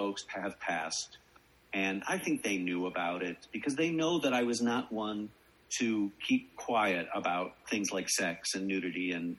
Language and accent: English; Chicago, Illinois, United States; I'm from Chicago